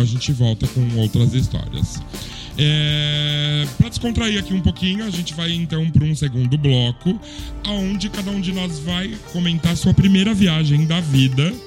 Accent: São Paulo, Brazil; moved away as an adult; also born or lived in Lisbon; now in Barcelona, Spain; eu tenho 43 anos, também sou de São Paulo, como o Léo

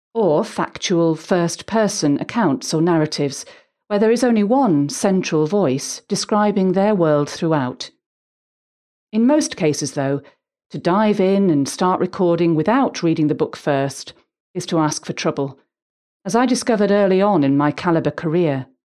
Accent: Huddersfield, Yorkshire and the Humber, United Kingdom; I grew up in Huddersfield, West Yorkshire

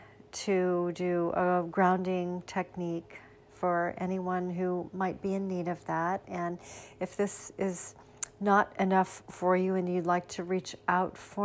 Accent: Sarasota, Florida, United States; my hometown, Sarasota, Florida

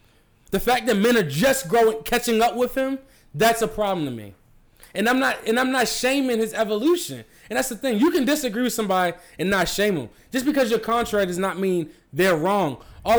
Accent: Baltimore, Maryland, United States; I grew up in, I can say I grew up in Baltimore.

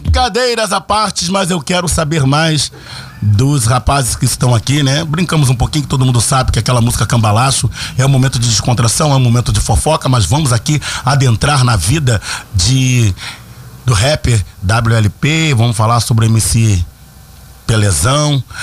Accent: Rio de Janeiro, Brazil; also born or lived in Turano, Rio de Janeiro; eu venho da comunidade do Morro do São Carlos, depois passei pela comunidade do Turano. Enfim, somos da favela, somos cria.

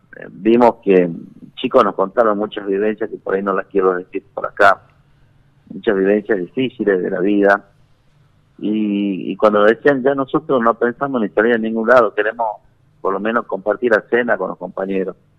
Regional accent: Banda del Río Salí, Tucumán, Argentina; los que somos de Banda de el del Departamento Cruz Alta

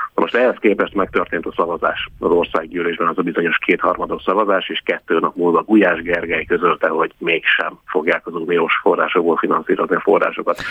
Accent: Pécs, Baranya, Hungary; én magam Pécsi vagyok

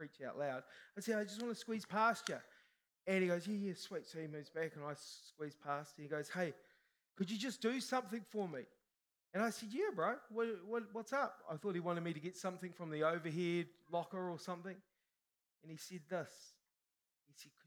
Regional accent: New Zealand; I'm a Kiwi, Kiwis are humble

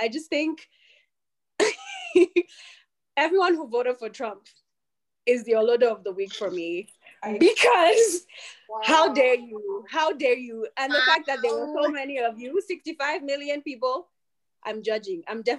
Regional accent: Zimbabwe; I am Zimbabwean, and I am specifically Shauna.

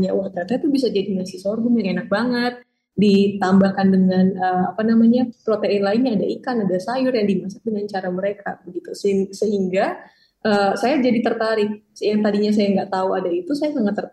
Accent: western Indonesia, Indonesia; born there; saya kan karena lahir di Indonesia bagian barat, saya nggak tahu sorghum sama sekali.

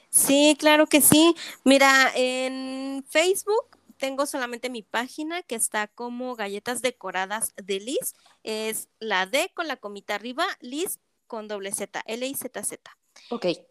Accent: State of Mexico, Mexico; moved away as an adult; now in Chihuahua, Mexico; yo soy de la Ciudad de México, bueno, del Estado de México.

